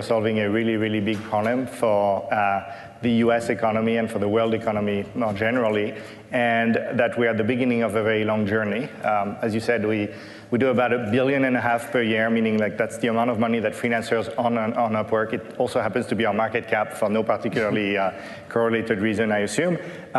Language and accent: English; Paris, Île-de-France, France; English is a second language; I didn't live in Silicon Valley. I grew up in Paris. Learning to code in Paris was not something that was cool or well-known